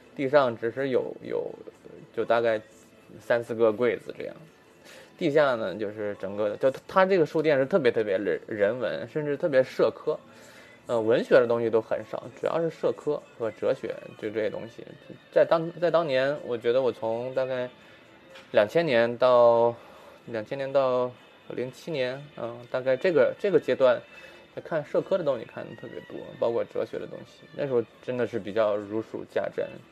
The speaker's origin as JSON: {"language": "Chinese", "area": "Yimeng Mountains", "region": "Shandong", "country": "China", "tie": "born or raised there", "moved": "yes", "lives_now": "Singapore", "said": "我从小是在 就是一门山区，就是山东，呃，就是移民山区，这革命老区长大的"}